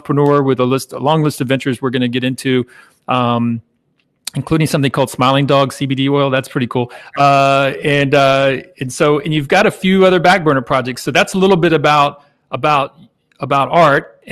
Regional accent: Jacksonville, Florida, United States; also born or lived in Savannah, Georgia; I grew up in the Jacksonville area, Jacksonville, Florida

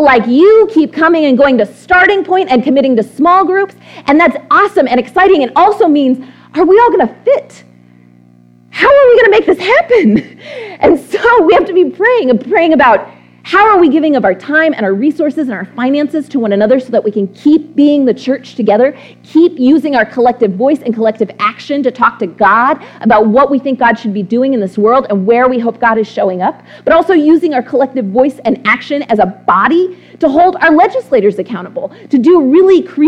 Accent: Texas, United States; I'm from Texas

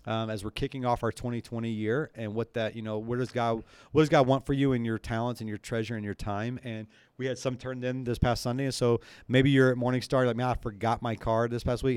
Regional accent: the South, United States; moved away; I grew up in the South

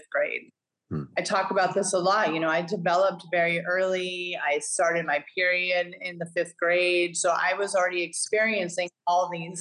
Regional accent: Northern California, United States; also born or lived in Hawaii / Vancouver, Washington / Portland, Oregon / New York City; now in Greenville, United States; We actually had an ice rink, many ice rinks where I grew up in Northern California.

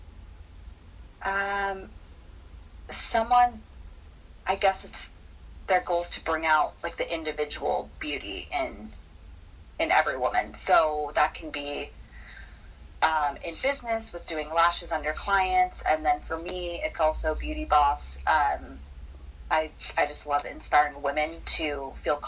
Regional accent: San Diego, California, United States; moved away as an adult; also born or lived in Baltimore / Los Angeles; I moved back to my hometown of San Diego

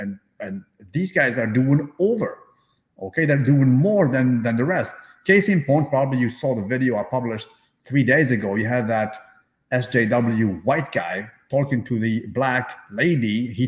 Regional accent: Canada; I'll talk to you as a Canadian, because most of my life is here, actually.

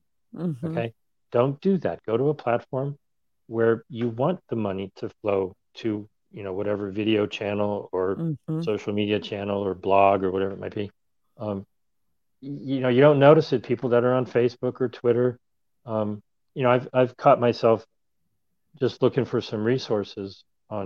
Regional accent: Ohio, United States; I grew up in Ohio

